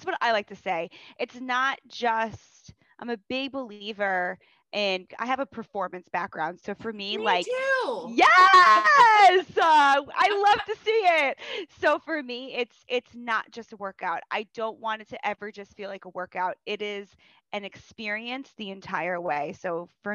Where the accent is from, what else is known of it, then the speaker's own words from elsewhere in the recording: New York, United States; I'm from New York